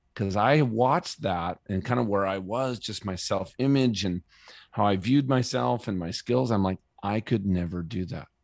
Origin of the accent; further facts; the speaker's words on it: Minnesota, United States; moved away as an adult; also born or lived in San Diego; now in Colorado, United States; I grew up in Minnesota